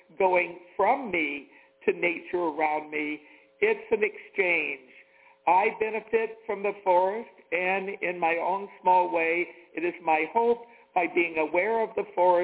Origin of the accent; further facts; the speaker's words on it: the South, United States; moved away; I'm from the South